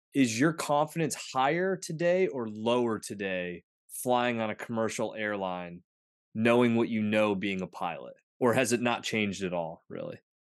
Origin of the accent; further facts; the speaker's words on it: northwestern Pennsylvania, United States; also born or lived in Butler County, Pennsylvania; I grew up in the northwestern part of Pennsylvania, I live in Butler County now, just north of Pittsburgh